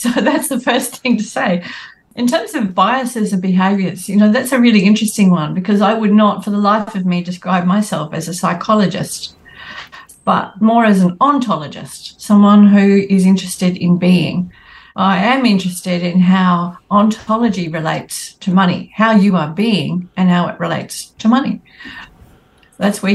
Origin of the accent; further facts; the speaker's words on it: Northern Wheatbelt, Western Australia, Australia; I grew up in the Northern Wheatbelt in Western Australia